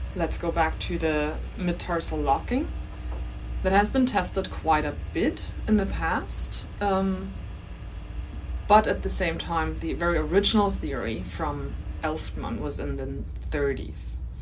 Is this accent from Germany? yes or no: yes; Germany; accent: German; English is a second language; moved away as an adult; also born or lived in Canada / Calgary, Canada; now in Australia; my accent is German.